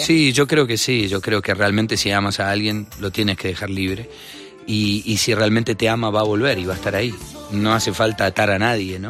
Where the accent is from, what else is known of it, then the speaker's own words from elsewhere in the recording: Argentina; Que también crecí Vos sabés que en Argentina hay una influencia del rock y del pop muy grande